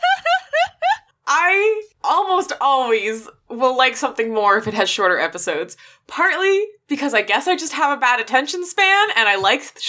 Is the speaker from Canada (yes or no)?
yes; Canada; We're Canadian